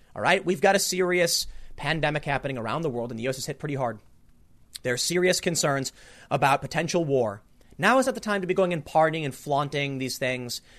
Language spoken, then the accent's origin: English; United States; we are the American, you know, people